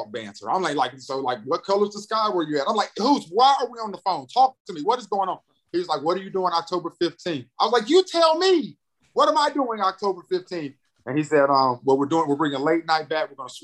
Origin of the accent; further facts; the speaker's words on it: Greensboro, North Carolina, United States; also born or lived in St. Louis, Missouri; a radio program that's in my hometown. I grew up listening to 102 Jams